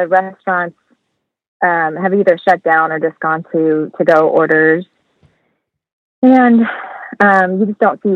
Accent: Hereford, Texas, United States; moved away as an adult; also born or lived in Amarillo; now in Nashville, United States; I moved to Amarillo from Hereford after I graduated

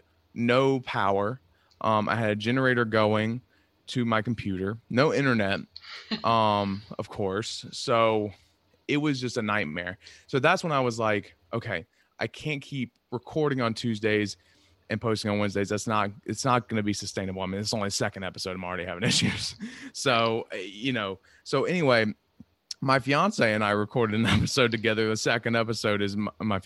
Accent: North Carolina, United States; now in Long Island, United States; I'm from North Carolina, but I live on Long Island.

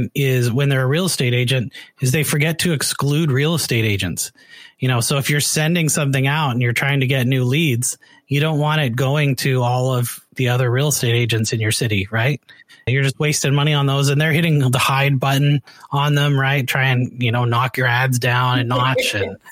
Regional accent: Canada; moved away as an adult; also born or lived in Oregon, United States; now in United States; I'm from Canada, but I live in the United States right now

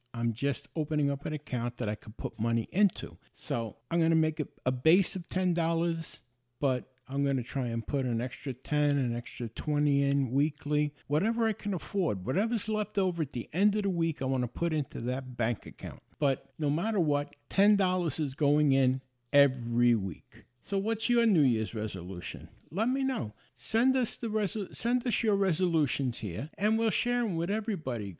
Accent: New York, United States; I was born and raised in New York

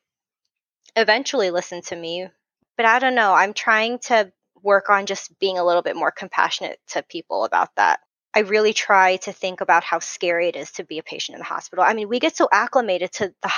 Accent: Southern California, United States; accent: SoCal; I'm from SoCal, so my real SoCal voice is, I mean, I'll say like more times than you can count

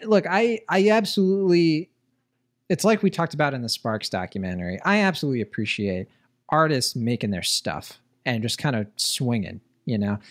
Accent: Puerto Rico; I'm from Puerto Rico

